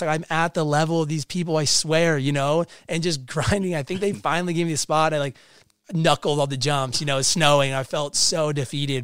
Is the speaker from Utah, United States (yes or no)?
yes; Park City, Utah, United States; I grew up in Park City, Utah. Uh, I lived there since I was two.